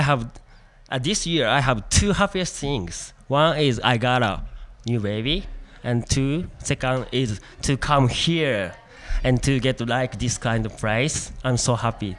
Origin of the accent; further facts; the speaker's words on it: Aichi, Japan; English is a second language; I'm from Japan, Aichi